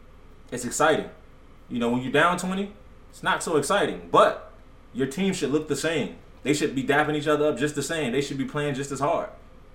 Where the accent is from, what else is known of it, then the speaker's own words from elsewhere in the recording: United States; also born or lived in Virginia; I grew up in the Redskin area